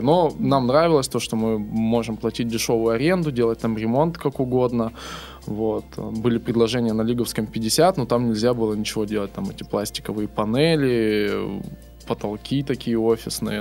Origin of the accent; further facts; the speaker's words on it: Irkutsk, Irkutsk Oblast, Russia; moved away as an adult; now in Saint Petersburg, Russia; я сам из Иркутска, недалеко от Байкала